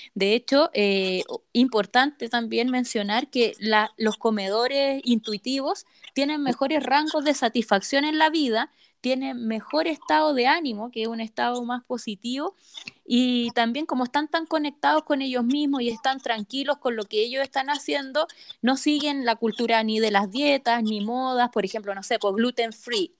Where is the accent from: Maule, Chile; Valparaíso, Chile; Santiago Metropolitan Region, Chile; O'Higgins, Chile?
O'Higgins, Chile; Rancagua; yo soy de Rancagua y mi abuelita vive en Santa Cruz